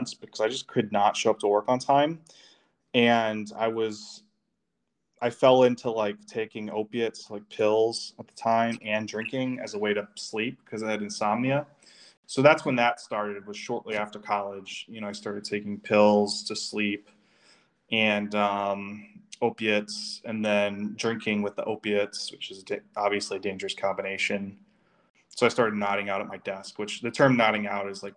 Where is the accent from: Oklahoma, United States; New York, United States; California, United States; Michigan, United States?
Michigan, United States; Detroit; I was born and raised in the Detroit area